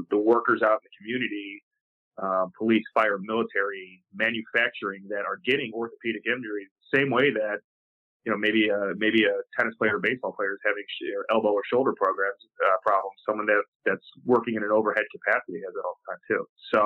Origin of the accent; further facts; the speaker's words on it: suburban Chicago, Illinois, United States; school I attended, which is very small in suburban Chicago